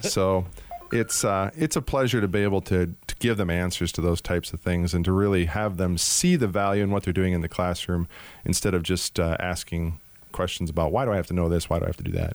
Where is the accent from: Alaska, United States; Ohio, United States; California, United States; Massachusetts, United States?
Alaska, United States; Anchorage; also born or lived in Washington State / Minnesota / Atlanta, Georgia / Minneapolis; now in Arizona, United States; I was actually born and raised in Anchorage, Alaska.